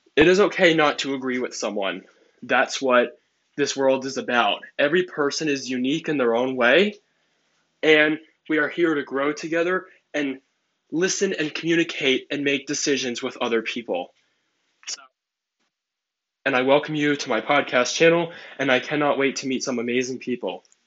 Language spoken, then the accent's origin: English; New Jersey, United States; I am from New Jersey. I am in high school in 11th grade, and I am 16 years old